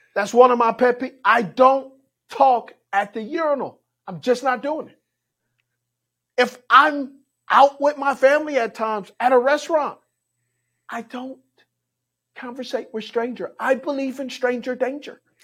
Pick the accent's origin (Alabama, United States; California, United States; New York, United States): California, United States; Los Angeles; I grew up in Los Angeles, California. I grew up in the hood